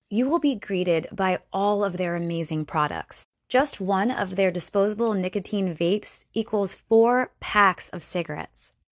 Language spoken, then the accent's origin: English; Florida, United States; I am from Florida